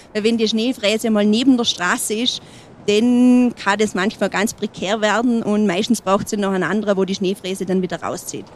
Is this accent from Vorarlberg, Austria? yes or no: yes; Heilbronner Hütte, Montafon, Vorarlberg, Austria; für mich ist es meine Heimat. Ich durfte hier aufwachsen.